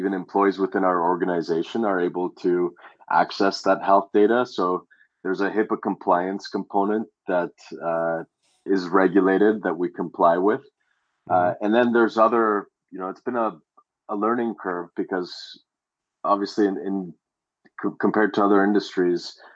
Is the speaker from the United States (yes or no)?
no; Canada; Growing up in Canada, we don't get much sun during the winter